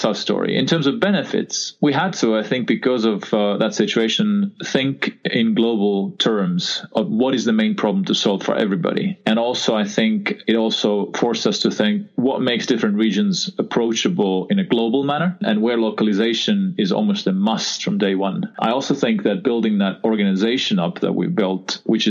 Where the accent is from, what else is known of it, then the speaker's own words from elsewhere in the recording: Estonia; I was born actually in Soviet Union, which was a Republic of Estonia, Soviet Republic of Estonia at that time, and regained independence in 1991. So that's where I grew up